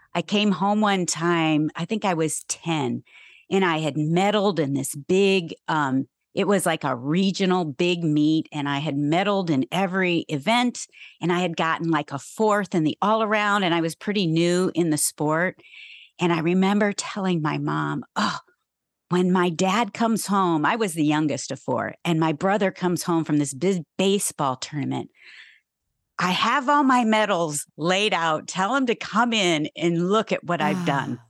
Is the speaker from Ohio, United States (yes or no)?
yes; Ohio, United States; I grew up in Ohio